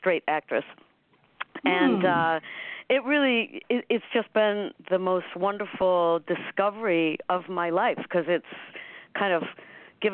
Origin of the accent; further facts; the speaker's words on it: Cleveland, Ohio, United States; I'm a Cleveland girl, too. I'm from Cleveland.